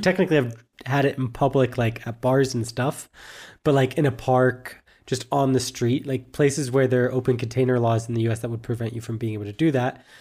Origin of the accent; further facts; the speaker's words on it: United States; moved away as an adult; now in Germany; it's also just my home country